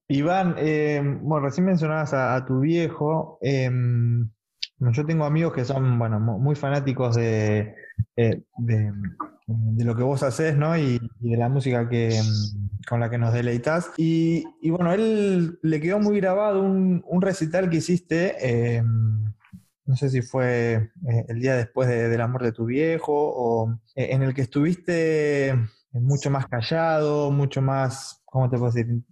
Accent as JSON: {"language": "Spanish", "town": "Castelar", "region": "Buenos Aires Province", "country": "Argentina", "tie": "born or raised there", "said": "Yo también soy de Morón"}